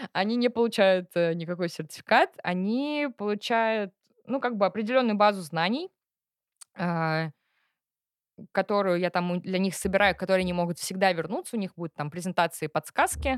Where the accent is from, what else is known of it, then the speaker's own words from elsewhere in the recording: Tatarstan, Russia; also born or lived in London / Portugal; я татарка